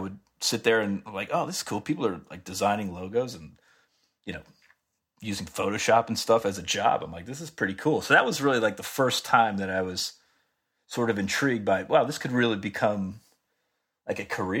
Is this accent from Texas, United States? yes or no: no; Pearl River, New York, United States; born there; I was born in right outside of New York City in a town called Pearl River.